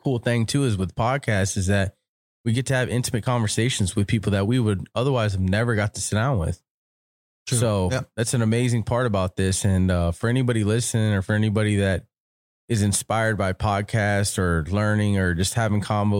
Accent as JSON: {"language": "English", "region": "Florida", "country": "United States", "said": "We're originally from Florida. Okay. He's from the West Coast of Florida. I'm from the East Coast of Florida. We moved out to California."}